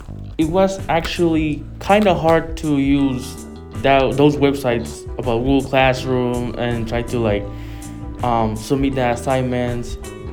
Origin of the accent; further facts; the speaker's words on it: Honduras; now in New York City, United States; I'm from City Poly. I'm a sophomore. I'm from Honduras.